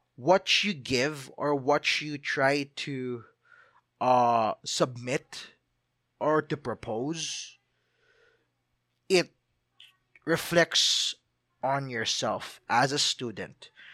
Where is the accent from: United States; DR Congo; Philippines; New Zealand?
Philippines; I'm a Filipino